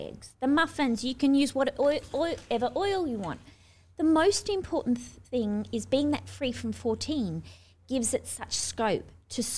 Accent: Australia; moved away as an adult; also born or lived in Sydney; now in United States; I'm Aussie

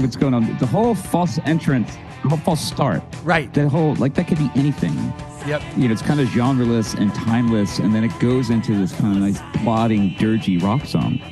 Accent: Philadelphia, Pennsylvania, United States; I grew up in you know you know where I grew up in West Philadelphia

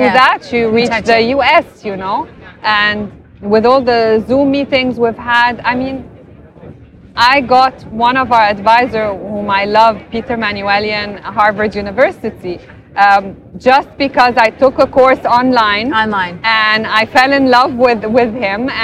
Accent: Alexandria Governorate, Egypt; I was born and raised in Alexandria.

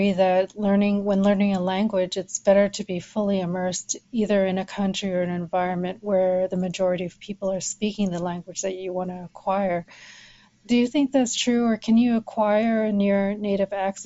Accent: Canada; first language English; I grew up in Canada, and English is pretty much my first language

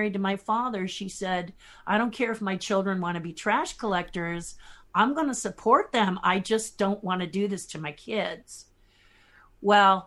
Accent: Los Angeles, California, United States; I am from Hollywood, California

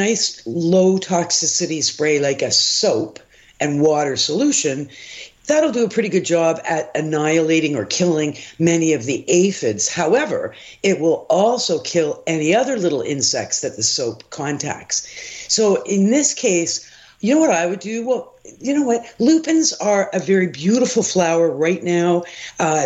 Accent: Toronto, Ontario, Canada; I actually grew up on a ravine in the Don Valley

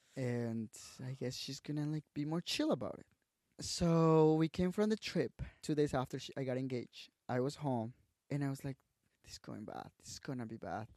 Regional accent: Tabasco, Mexico; English is a second language; moved away as an adult; also born or lived in Guadalajara, Mexico / Mexico City, Mexico; I went to Tabasco to my hometown

